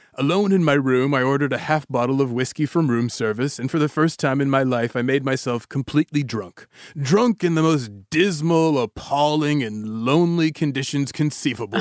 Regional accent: the South, United States; I was born in the South

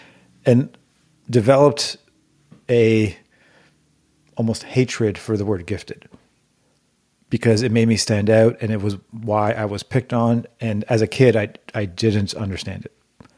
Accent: Toronto, Ontario, Canada; And we actually created a network of promoters in high schools across Toronto, which is the city I grew up in Canada.

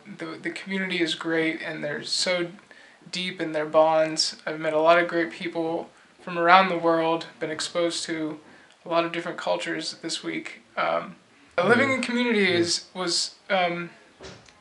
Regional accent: United States; I'm from the States. I live in Washington, D.C.

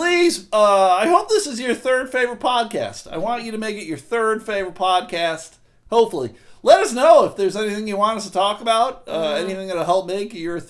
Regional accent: New Mexico, United States; Because we're fucking from New Mexico.

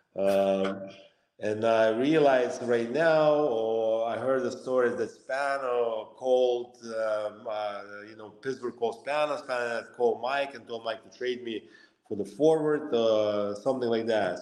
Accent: Lithuania; moved away; also born or lived in Russia; I was born in Lithuania, grew up uh, in a small town

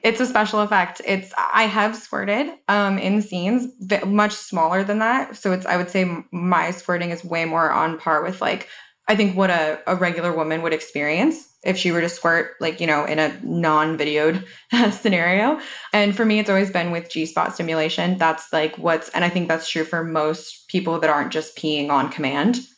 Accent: Colorado, United States; moved away; I'm from Colorado originally

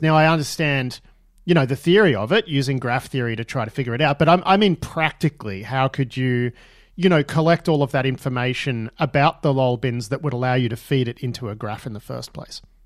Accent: Melbourne, Victoria, Australia; I grew up in Melbourne

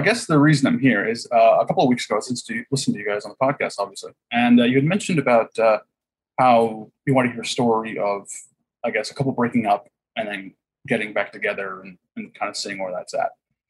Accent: Huntington Beach, California, United States; I grew up in Huntington Beach. There's no drive-bys really.

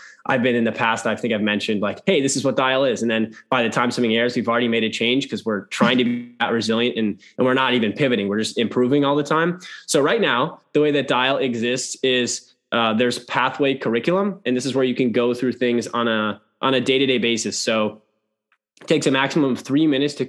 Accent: Minneapolis, Minnesota, United States; also born or lived in London; I'm from Minnesota, Minneapolis area

